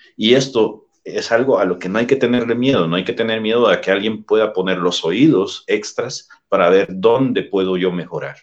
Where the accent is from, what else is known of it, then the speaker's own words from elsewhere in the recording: El Salvador; En el país de donde yo soy originario, El Salvador